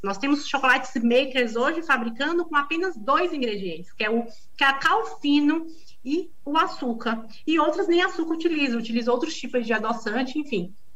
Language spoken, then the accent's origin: Portuguese; Northeast Region, Brazil; accent: nordestino; moved away as an adult; now in São Paulo, Brazil; Eu saí do Nordeste em busca de uma vida melhor